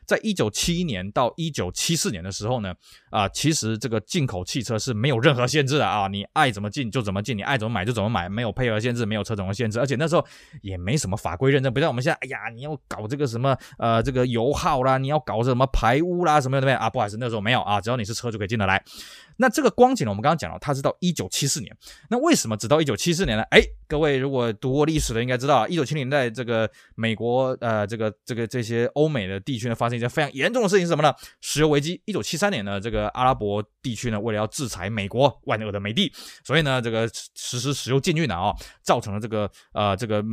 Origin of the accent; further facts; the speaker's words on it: Taiwan; 我们台湾这边